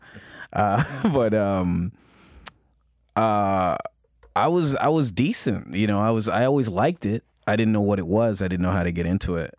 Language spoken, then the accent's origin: English; Toronto, Ontario, Canada; growing up in Scarborough